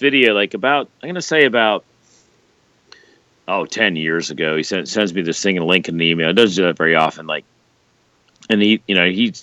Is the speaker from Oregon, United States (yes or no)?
no; Richmond, Virginia, United States; also born or lived in Hoboken, New Jersey; now in Des Moines, United States; I grew up in Richmond, we had Plan 9 Records, and like I was in Hoboken